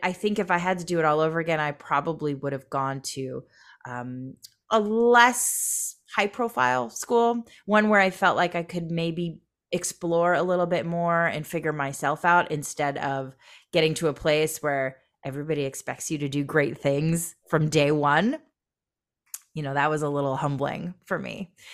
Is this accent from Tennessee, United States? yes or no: no; Michigan, United States; also born or lived in Boston / New York / Seattle / Los Angeles; now in Long Beach, United States; I grew up in Michigan.